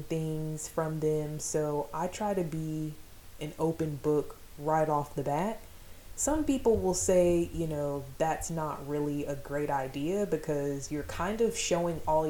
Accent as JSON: {"language": "English", "town": "Fort Riley", "region": "Kansas", "country": "United States", "tie": "born or raised there", "said": "I was born in Fort Riley, Kansas to a single mom"}